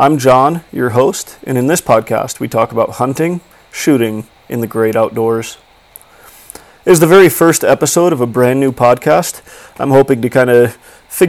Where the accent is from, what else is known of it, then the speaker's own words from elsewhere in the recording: Illinois, United States; now in Montana, United States; I'm a 26-year-old living in Montana, but I was born and raised in Illinois